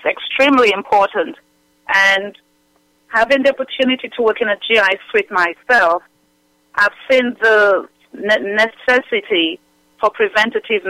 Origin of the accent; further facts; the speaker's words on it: Dominica; also born or lived in England / Newark, New Jersey; now in United States; I was born in England, raised in Dominica